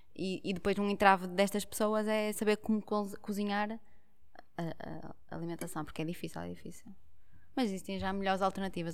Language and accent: Portuguese; Portugal; nós, enquanto portugueses, gostamos muito de pão